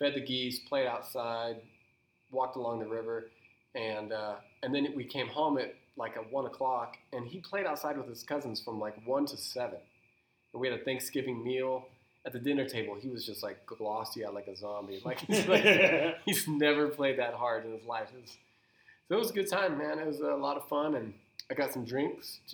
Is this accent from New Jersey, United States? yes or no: no; California, United States; now in Utah, United States; growing up in California. Living in Utah now for 18 years